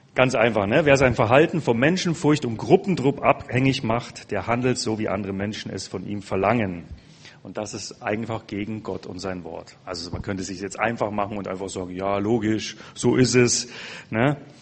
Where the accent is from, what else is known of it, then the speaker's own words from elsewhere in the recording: Germany; also born or lived in Passau; unsere Mentalität als Deutsche.